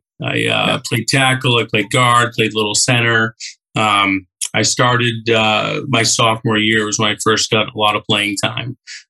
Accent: Millis, Massachusetts, United States; Medway, Medfield, Hoppington. We are by far the smallest town, and we had this motto, small school, big family. Like, I graduated with 69 people.

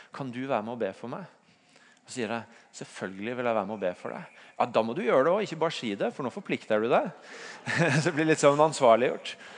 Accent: Tvedestrand, Agder, Norway; hjemme i Tvedestrand, der jeg kommer fra.

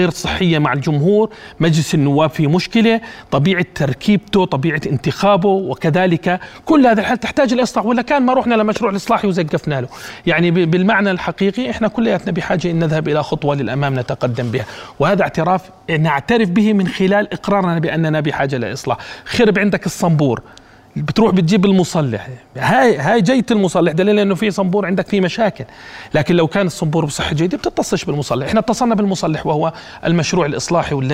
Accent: Jordan; هي حالنا وهي قدرنا كأردنيين

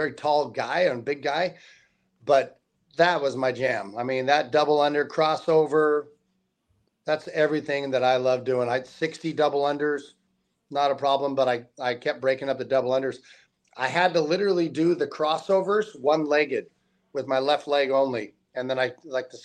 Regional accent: South Lake Tahoe, California, United States; also born or lived in Las Vegas; I'm from South Tahoe High School

